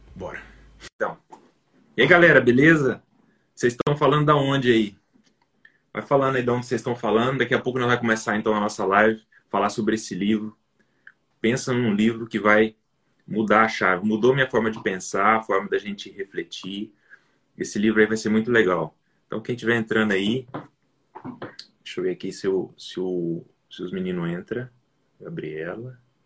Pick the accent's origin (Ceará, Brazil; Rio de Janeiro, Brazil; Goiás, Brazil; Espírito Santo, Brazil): Rio de Janeiro, Brazil; Volta Redonda; moved away; also born or lived in Mato Grosso do Sul; eu nasci no, no Mato Grosso do Sul, sabe? Mas só que quando eu, quando eu tinha dois, três anos Só de idade, meu pai mudou para meu pai mudou para o Rio de Janeiro. Então, eu vivi no Rio de Janeiro durante uns 10, 12 anos da minha vida.